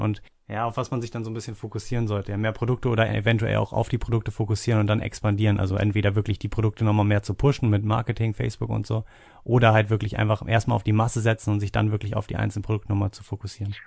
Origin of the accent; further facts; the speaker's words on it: Hanover, Lower Saxony, Germany; ich komme aus Hannover